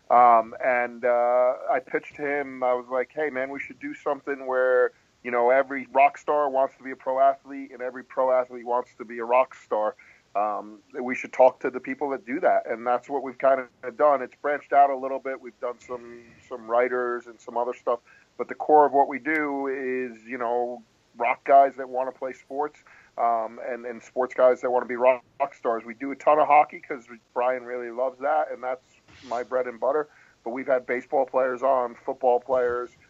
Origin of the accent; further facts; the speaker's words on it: New England, United States; now in New Jersey, United States; I live in Jersey now, but I grew up in New England, and I'm a huge Patriot fan